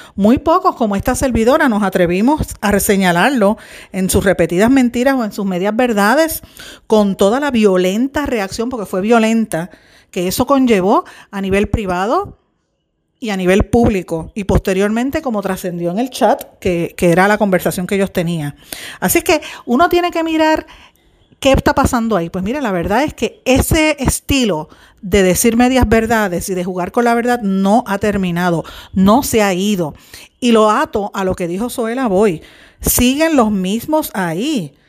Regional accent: Puerto Rico; nosotros como puertorriqueños hemos estado viviendo

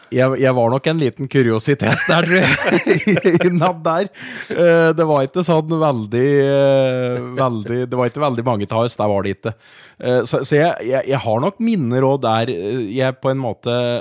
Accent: Moelv, Innlandet, Norway; also born or lived in Raufoss; jeg bor jo i Moelven og er oppvokst inn

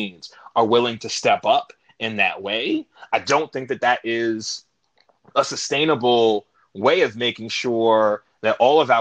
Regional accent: New York City, New York, United States; I'm from New York. I'm from Queens originally

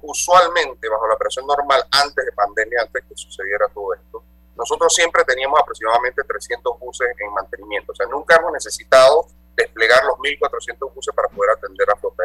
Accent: Panama; somos una empresa administrada 100% por panameños, todos nosotros somos panameños

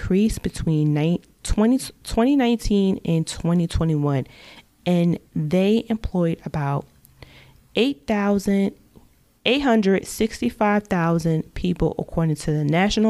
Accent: New Jersey, United States; my hometown. And that is, drumroll please, New Jersey

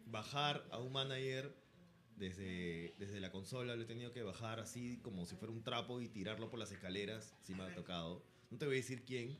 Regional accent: Peru; como peruanos que somos

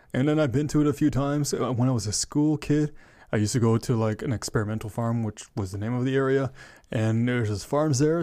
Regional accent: Ottawa, Ontario, Canada; I am from Ottawa, Ontario, Canada

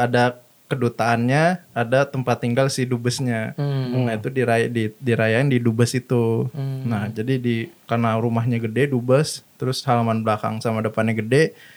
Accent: Indonesia; moved away; gua lahir di Indonesia

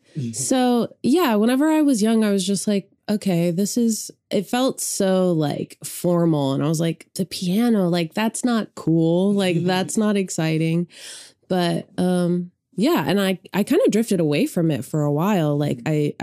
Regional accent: Sand Springs, Oklahoma, United States; I grew up outside of Tulsa in a small town called Sand Springs

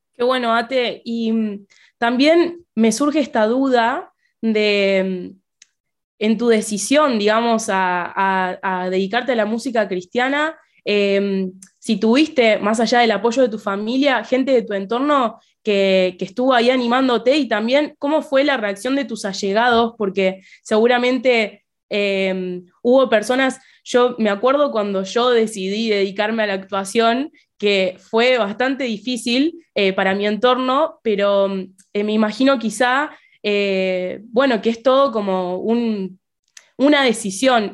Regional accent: Argentina; yo como fiel argentina

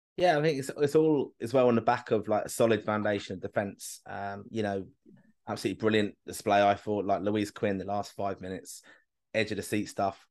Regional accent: Kilkenny, Leinster, Ireland; I'm from Kilk, family's from Kilkenny

